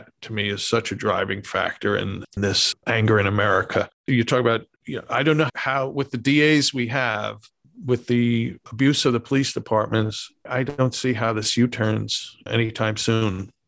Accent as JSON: {"language": "English", "town": "New York City", "region": "New York", "country": "United States", "tie": "born or raised there", "said": "growing up in New York City in the Bronx in the 1960s and 70s and 80s, and in a quote unquote good neighborhood"}